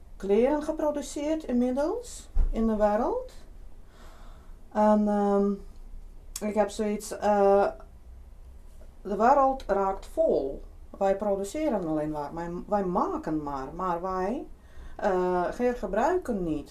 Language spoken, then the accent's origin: Dutch; Lithuania; Dutch is a second language; moved away as an adult; now in Netherlands; Zelf kom ik oorspronkelijk uit Litouwen